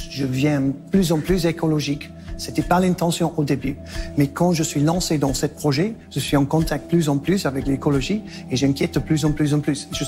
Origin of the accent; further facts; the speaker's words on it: Nouvelle-Aquitaine, France; accent: Basque; Je suis, je suis apiculteur et je suis venu de le Pays Basque. Peut-être vous avez déjà entendu mon petit accent basque.